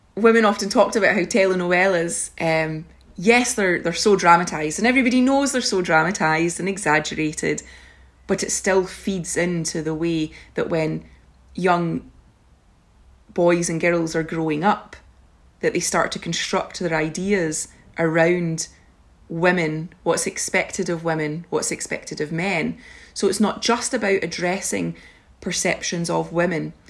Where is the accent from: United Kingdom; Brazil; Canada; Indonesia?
United Kingdom; Scotland; my presence as a Scottish, European young woman